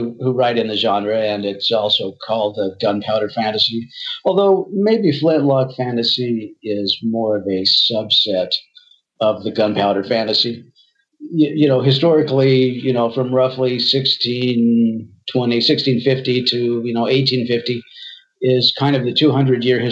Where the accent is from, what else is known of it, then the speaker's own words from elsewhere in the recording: Idaho, United States; I'm from Idaho.